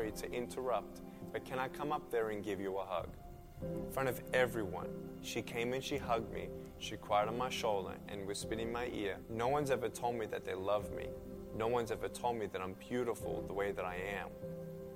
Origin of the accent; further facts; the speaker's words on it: Melbourne, Victoria, Australia; I was born in Melbourne, Australia, 1982